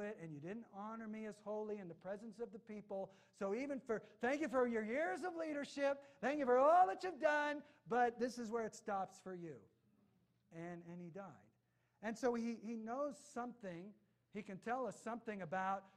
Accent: United States; I am an American

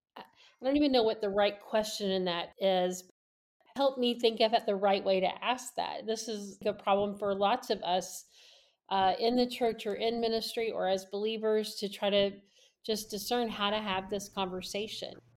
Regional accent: Louisville, Kentucky, United States; I'm from Louisville, Kentucky

